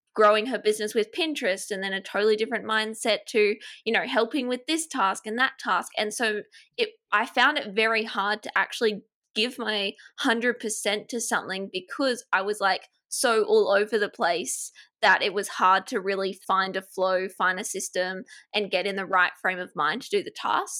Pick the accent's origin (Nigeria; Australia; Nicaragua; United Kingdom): Australia; accent: Australian; I live in Australia, if you can't tell, my accent is Australian